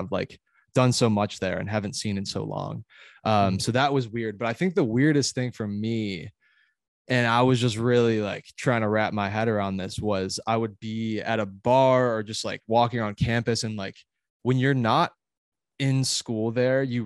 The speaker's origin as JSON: {"language": "English", "region": "Illinois", "country": "United States", "also_born_or_lived": "Alabama", "moved": "as an adult", "said": "I was from Illinois going to Alabama"}